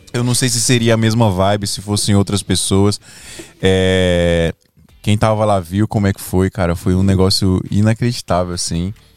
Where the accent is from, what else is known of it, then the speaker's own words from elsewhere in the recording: Monteiro, Paraíba, Brazil; ele é meu conterrâneo, nós é de, nós é de Paraíba